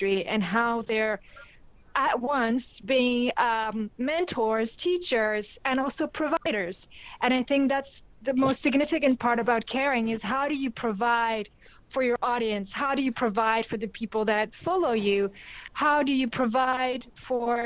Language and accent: English; South Africa; I'm indigenous South African